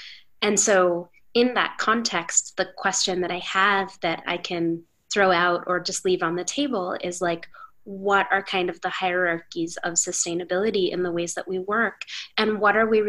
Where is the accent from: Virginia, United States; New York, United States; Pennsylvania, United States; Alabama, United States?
New York, United States; New York City; as a New Yorker